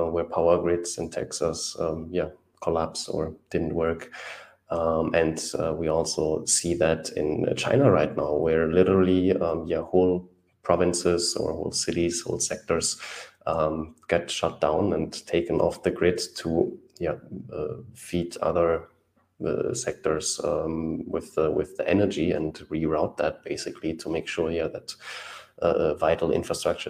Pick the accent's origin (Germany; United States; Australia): Germany; I'm from Germany